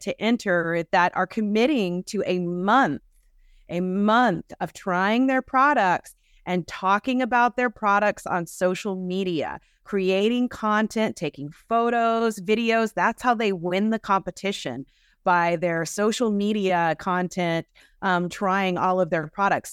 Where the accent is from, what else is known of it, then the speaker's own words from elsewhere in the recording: Georgia, United States; I'm from Georgia